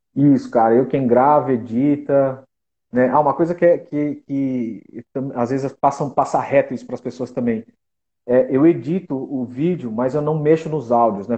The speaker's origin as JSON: {"language": "Portuguese", "town": "Taquaritinga", "region": "São Paulo", "country": "Brazil", "moved": "yes", "lives_now": "São Paulo, Brazil", "said": "eu sou de Taquaritinga, né? Não sou de São Paulo"}